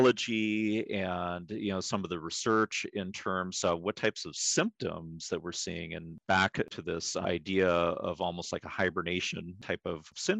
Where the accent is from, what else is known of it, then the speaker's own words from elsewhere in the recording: Pacific Northwest, United States; I was born and raised in the Pacific Northwest